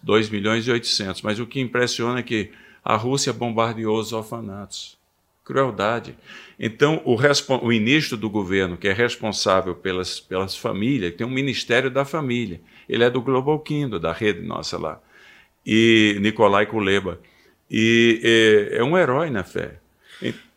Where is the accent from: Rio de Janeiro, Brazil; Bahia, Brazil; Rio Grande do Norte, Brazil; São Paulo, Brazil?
Rio Grande do Norte, Brazil; Seridó backlands; moved away as an adult; also born or lived in California, United States; eu nasci no Rio Grande do Norte, no, no sertão do Seridó. Então, ah, humanamente falando, não havia muita perspectiva. Família é simples e um lugar simplíssimo.